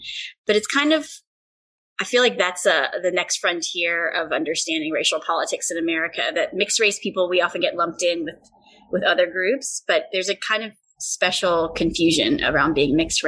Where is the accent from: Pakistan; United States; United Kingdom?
United States; Appalachia; moved away; I identify more with being Asian American because I feel different than the place that I grew up in, a small town in Appalachia.